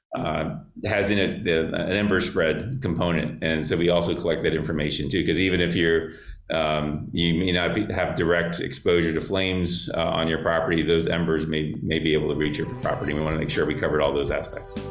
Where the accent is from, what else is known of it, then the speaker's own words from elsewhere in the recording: Miami, Florida, United States; growing up in South Florida. I'm a native Miamian, and I grew up fishing in Florida Bay and Biscayne Bay